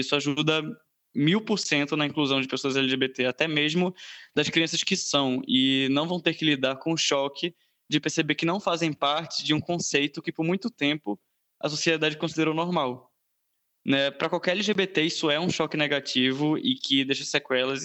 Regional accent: Brazil; also born or lived in Recife; tenho 19 anos, brasileiro

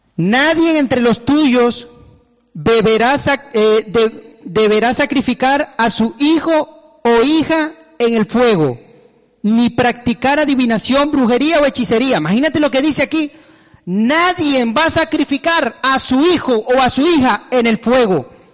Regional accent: Venezuela; moved away; soy de Venezuela y he estado en Venezuela

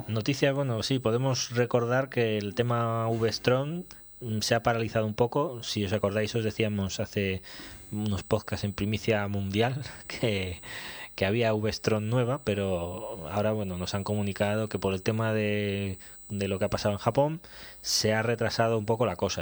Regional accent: Aragon, Spain; moved away; also born or lived in Zaragoza / Teruel; soy sigo siendo aragonés. Bueno, nacido en el carnet pone Zaragoza, ah, aunque pasé mucho tiempo en Teruel, sí, pero también he vivido en Zaragoza pues 12 o 14 años

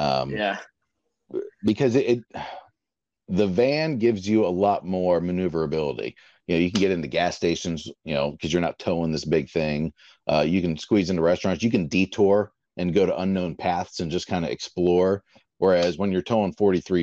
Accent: St. Augustine, Florida, United States; we're from St. Augustine, so other coast

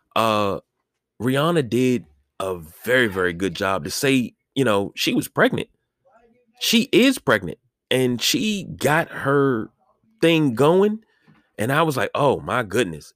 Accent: United States; this is my country, right? I was born here. I'm an American citizen

